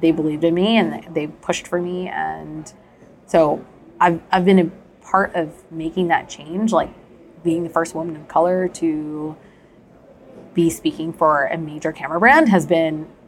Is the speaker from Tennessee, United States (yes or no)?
no; New Jersey, United States; I grew up in the Indian community in New Jersey